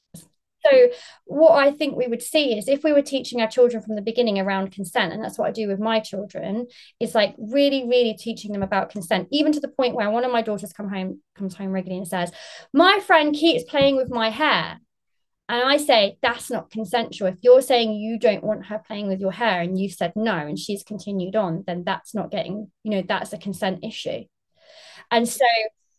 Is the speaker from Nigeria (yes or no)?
no; United Kingdom; now in Margate, United Kingdom; I'm based in Margate in England, UK. Obviously, I'm very British.